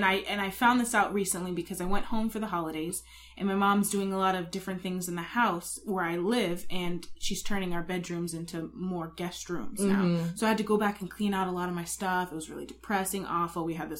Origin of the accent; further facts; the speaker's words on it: Bay Area, California, United States; now in Los Angeles, United States; I'm from the Bay Area, which, you know, Christmas is always the same up there in the Bay Area. Nothing different really happens. So I have that Northern California feel, I guess.